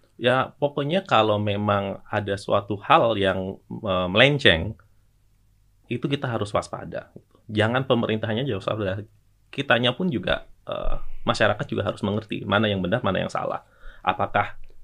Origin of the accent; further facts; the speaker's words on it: Java, Indonesia; saya Jawa dan Islam